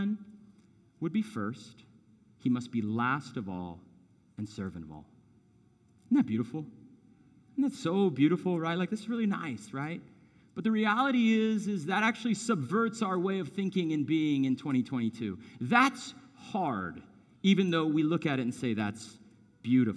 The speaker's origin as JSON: {"language": "English", "region": "Arizona", "country": "United States", "tie": "born or raised there", "said": "I grew up in Arizona, so it's like all this dirt and cacti"}